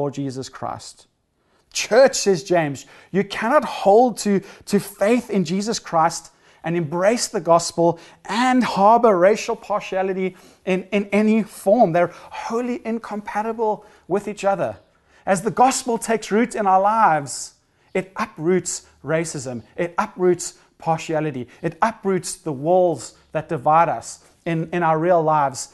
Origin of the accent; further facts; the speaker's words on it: South Africa; growing up in South Africa